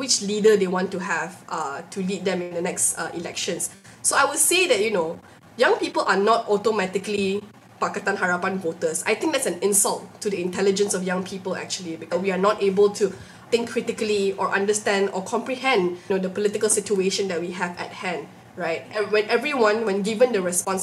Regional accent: Malaysia

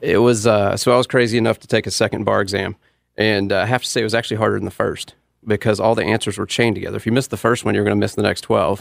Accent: Charlotte, North Carolina, United States; I grew up in East Charlotte, uh, went to Independence High School in Mint Hill

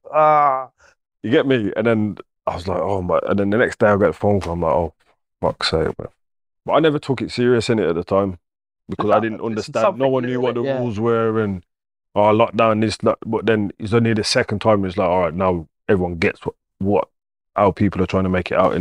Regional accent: Wolverhampton, West Midlands, United Kingdom; I grew up in England, innit? Obviously, I'm from a strong Jamaican background. Everything I eat, yard food, the whole of Wolves is Jamaica

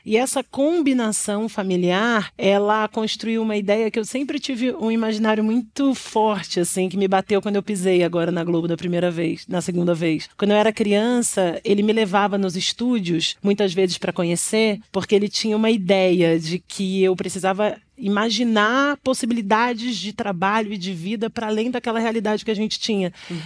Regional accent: São Paulo, Brazil; eu venho do Brasilândia

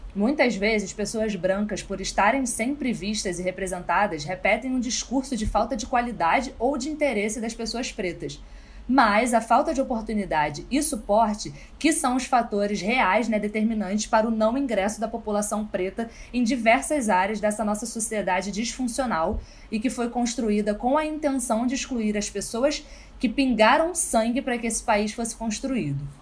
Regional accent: Rio de Janeiro, Brazil; eu cresci no subúrbio, em Cavalcante

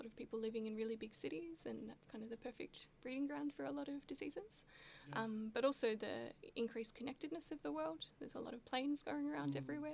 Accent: Melbourne, Victoria, Australia; also born or lived in Darwin; growing up in Melbourne, there is, some exposure to Aboriginal culture here

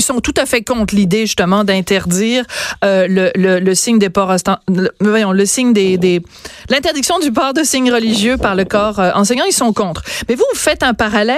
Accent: France; je suis née en France

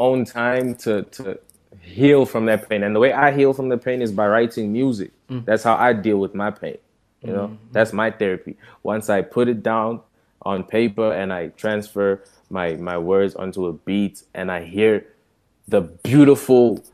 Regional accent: South Africa; also born or lived in Democratic Republic of the Congo; a Congolese kid growing up in South Africa

